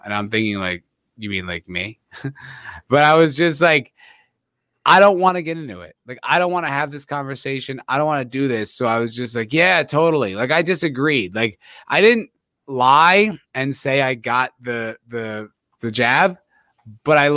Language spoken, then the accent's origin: English; New Jersey, United States; I'm from Jersey.